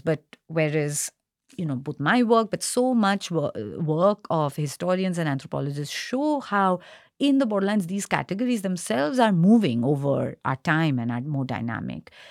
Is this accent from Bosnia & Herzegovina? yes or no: no; Kolkata, West Bengal, India; now in Singapore; I'm from Kolkata, uh, and in quotes, Indian, Indian Bengali